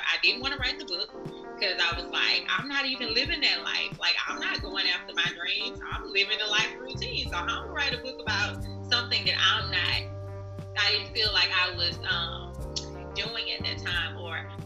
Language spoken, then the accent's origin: English; Baton Rouge, Louisiana, United States; now in Dallas, United States; I'm originally from Baton Rouge. Um, I currently live in Dallas, Texas